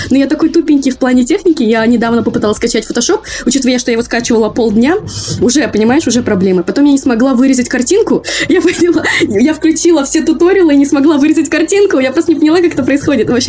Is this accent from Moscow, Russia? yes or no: yes; Moscow, Russia; учитывая, что я выросла, родилась и выросла в Москве, я очень далека от всего своего